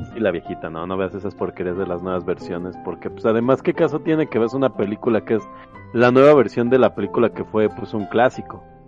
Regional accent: Mexico; yo soy de aquí de México

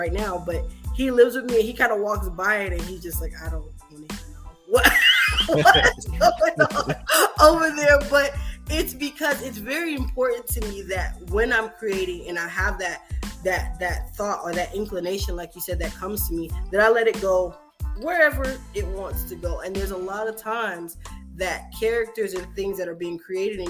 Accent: Miami, Florida, United States; I'm from Miami, but my dad's side is from like a country part of Jacksonville and you know, Florida

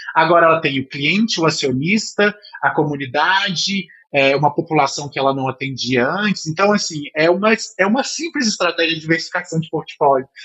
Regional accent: Minas Gerais, Brazil; eu sou mineiro

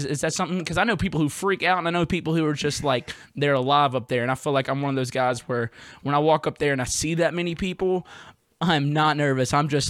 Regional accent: Jackson, Mississippi, United States; now in New Orleans, United States; Jackson, Mississippi. I live in Louisiana now. I live in New Orleans.

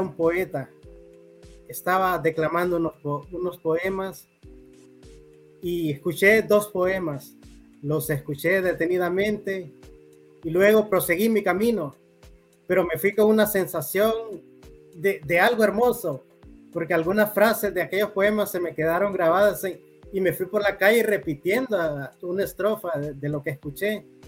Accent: Talanga, Francisco Morazán, Honduras; now in San Francisco de Yojoa, Honduras; Yo nací en Talanga, Francisco Morazán. Ok. Eh, ya tengo varios años, varias décadas residiendo aquí en San Francisco de Ijoa.

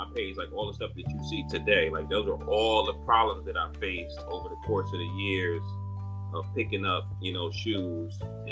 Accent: Paterson, New Jersey, United States; moved away; also born or lived in Virginia; I met a wife in my hometown of Paterson, New Jersey

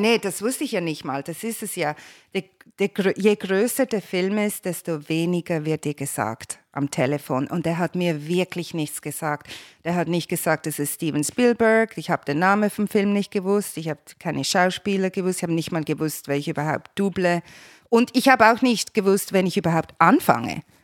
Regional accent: Basel, Basel-Stadt, Switzerland; moved away as an adult; also born or lived in Geneva; now in Los Angeles, United States; als Kind in Basel bin ich im Kinderzirkus aufgewachsen.

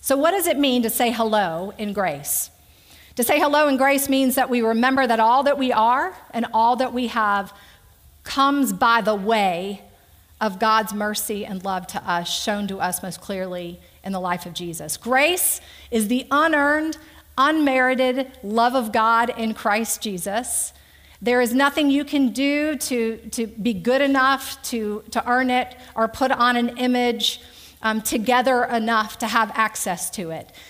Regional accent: Conroe, Texas, United States; now in Mechanicsville, United States; I grew up in Conroe, Texas, uh, 38 miles north of Houston, mom, dad, and an older brother

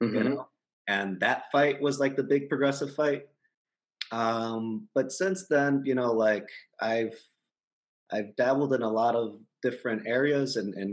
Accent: Chicago, Illinois, United States; also born or lived in Monterrey, Mexico; I was born in Monterrey, Mexico. I came to Chicago when I was like 2 years old. Grew up in the neighborhood of Little Village, which is a bit southwest-ish, a bit central to the city.

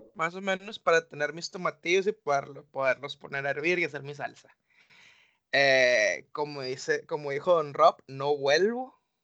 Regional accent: Mexico; sí soy mexicano

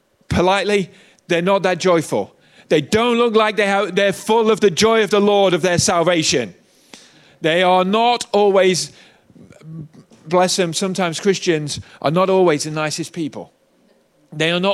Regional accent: United Kingdom; I'm British

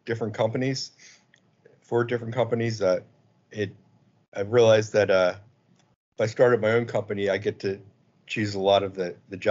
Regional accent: Virginia, United States; I'm from Virginia, and I run a small company called Polito Incorporated

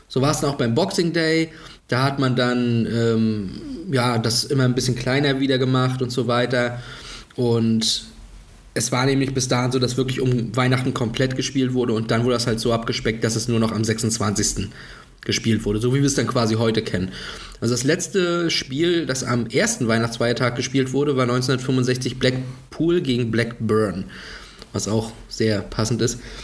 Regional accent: Germany; bei uns in Deutschland

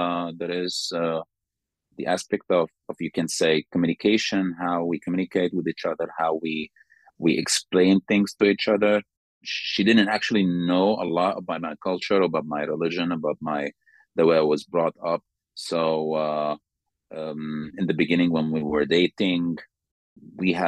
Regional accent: Sudan; moved away as an adult; now in Slovakia; I'm from Sudan.

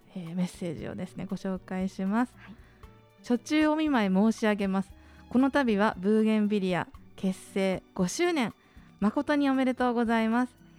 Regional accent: Miyazaki, Japan; 私たちの母校である宮崎学園出身

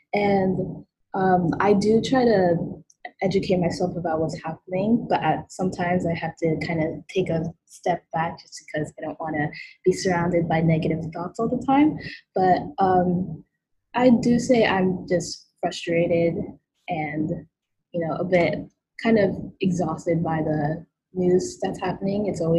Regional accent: Brooklyn, New York, United States; born there; I was born in Brooklyn, but my mom is from Japan.

